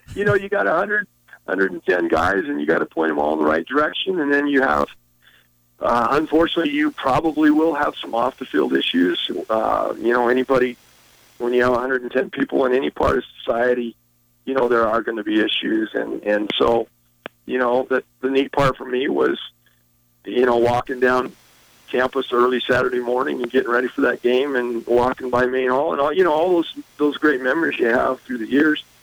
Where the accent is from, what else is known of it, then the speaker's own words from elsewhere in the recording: Eugene, Oregon, United States; moved away; also born or lived in Montana; I grew up in Eugene